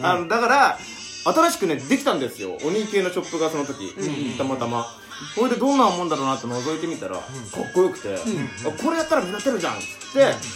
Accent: Hakodate, Hokkaido, Japan; 僕函館出身

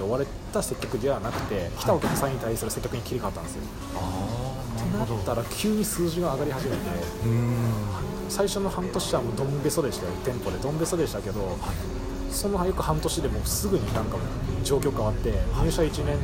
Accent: Kyushu, Japan; moved away as an adult; now in Tokyo, Japan; 九州から出てきてるんで、

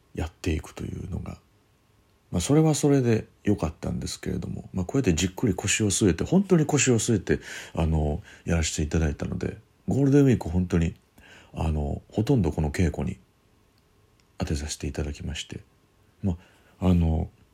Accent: Kyoto, Japan; 京都の方でやります、えー、僕の地元ですけれども

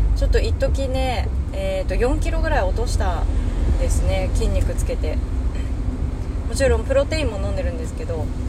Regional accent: Hokkaido, Japan; moved away; 私北海道の人

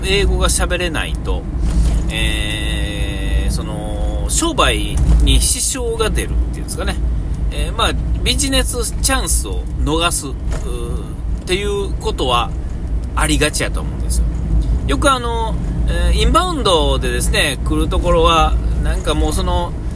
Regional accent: Nara, Japan; moved away as an adult; now in Shiga, Japan; 京都と奈良がそれぞれ、嫁さんと僕の実家

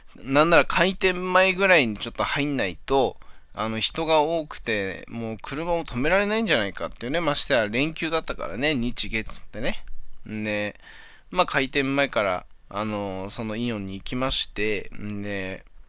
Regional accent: Hachinohe, Aomori, Japan; moved away as an adult; now in Kanto, Japan; 俺地元の、地元、 八戸にいた頃はね、みんなジャスコ、ジャスコって言ってたんだけどね。

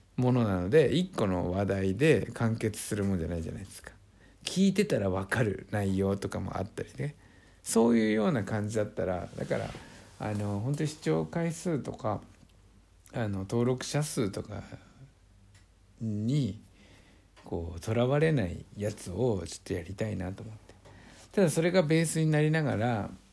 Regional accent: Niigata, Japan; born or raised there

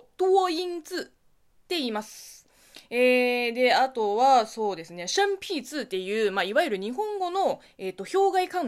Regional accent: Linhai, Zhejiang, China; Japanese is a second language; also born or lived in Beijing; now in Japan; 私の地元、浙江省臨海市なんですが

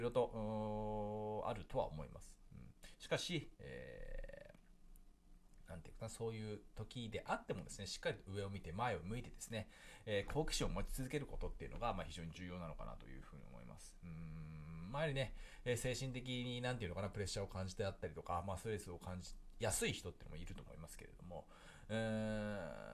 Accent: Japan; 僕たちは日本に生まれましたけどね

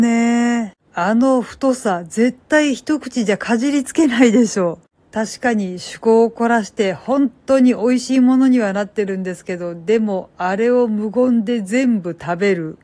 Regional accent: Kansai, Japan; 私は関西人なので、あれは節分の丸かぶりと言っていました

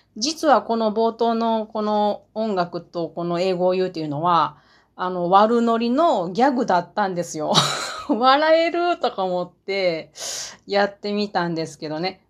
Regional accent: Matsusaka, Mie, Japan; accent: Mie dialect (Matsusaka dialect); 三重県松阪市が出身地です。なので私の言葉は、三重、三重弁ですけれども、その中でも松阪弁。

